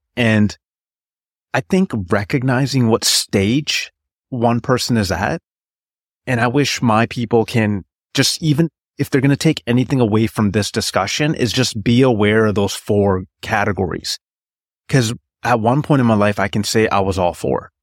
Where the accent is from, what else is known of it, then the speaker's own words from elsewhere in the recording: British Columbia, Canada; I was born in Canada, in British Columbia